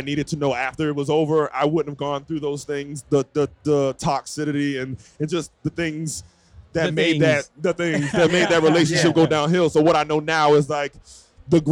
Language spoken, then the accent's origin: English; Jacksonville, Florida, United States; I'm really from Jacksonville, which is, like, 30 minutes away from Georgia. So I have a Southern just background.